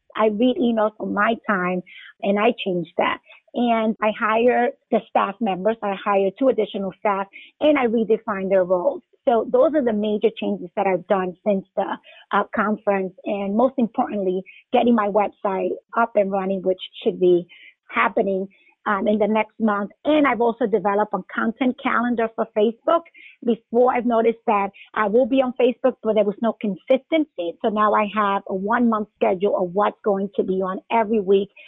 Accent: New York, United States; moved away as an adult; now in Atlanta, United States; I'm originally from New York, practiced there a couple of years, then came here

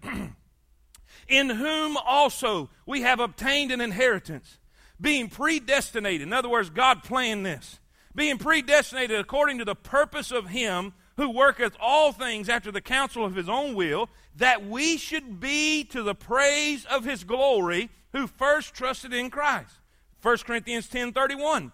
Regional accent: South Florida, United States; moved away; I grew up in South Florida

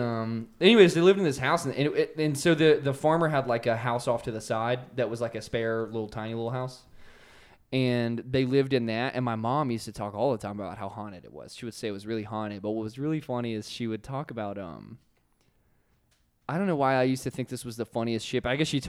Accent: Virginia, United States; born or raised there; moved away

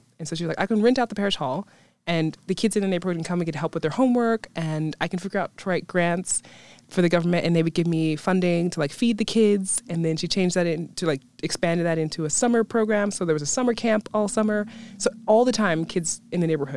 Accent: New York City, New York, United States; moved away as an adult; now in Mosfellsbær, Iceland; I grew up in Brooklyn, New York, so New York City, specifically Bushwick

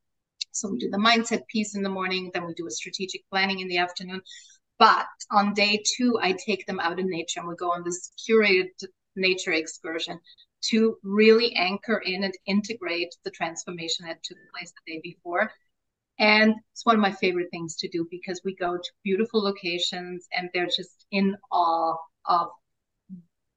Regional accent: Austria; first language German; English is a second language; now in Mexico; my mother tongue is German, right? I'm Austrian. I was born in Austria. My mother tongue is German.

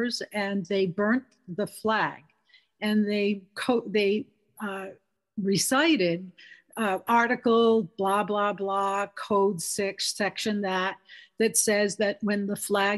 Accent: Rhode Island, United States; moved away; I'm originally from Rhode Island

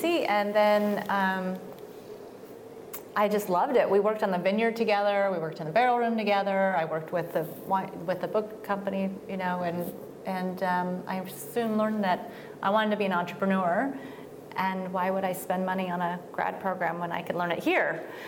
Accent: Reno, Nevada, United States; moved away as an adult; also born or lived in Portland, Oregon; now in Oregon, United States; Yeah, I was born and raised in Northern Nevada, Reno area. Spent most of my free time in Lake Tahoe.

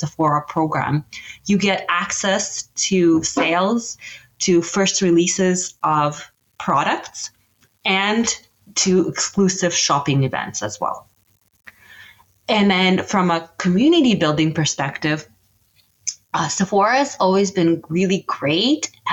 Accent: Canada; I'm Canadian

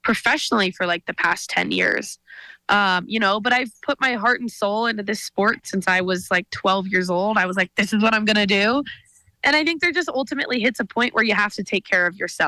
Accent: Whitefish, Montana, United States; growing up in Whitefish, my dad is a total ski bum

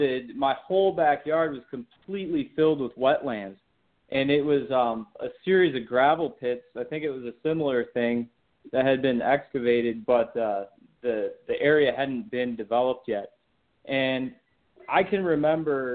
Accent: Michigan, United States; I grew up in Michigan

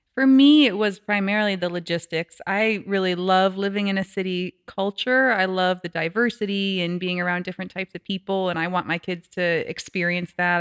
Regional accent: New Hampshire, United States; also born or lived in Brooklyn, New York; now in Kansas City area, United States; I'm originally from New Hampshire

